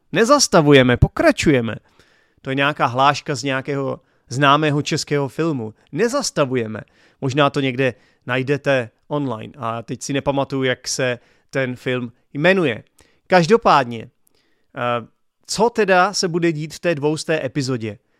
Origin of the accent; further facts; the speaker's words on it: Czechia; first language Czech; my Češi